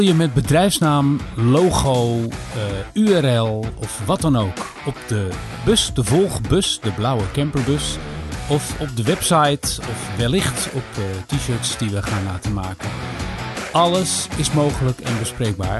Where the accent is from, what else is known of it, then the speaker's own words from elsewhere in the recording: Rotterdam, South Holland, Netherlands; Ik ben een geboren en getogen Rotterdammer.